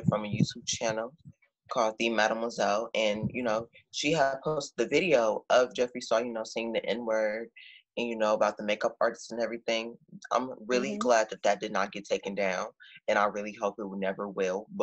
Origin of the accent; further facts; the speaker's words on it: Chicago, Illinois, United States; I'm from the South Side of Chicago